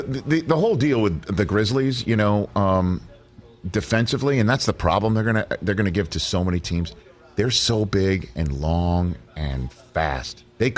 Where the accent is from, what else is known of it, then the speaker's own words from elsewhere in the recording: New York City, New York, United States; growing up in New York City